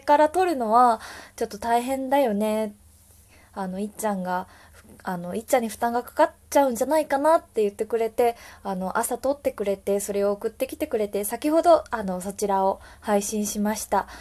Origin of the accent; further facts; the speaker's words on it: Wakayama, Japan; now in Tokyo, Japan; 和歌山出身の私なんですが